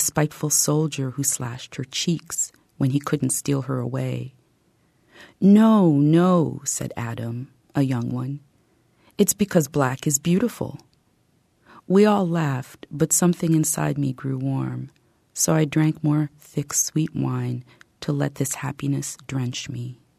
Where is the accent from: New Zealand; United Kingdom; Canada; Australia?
Canada; also born or lived in United States / Paris, France; I grew up largely in Canada and the U.S. I was born in Paris.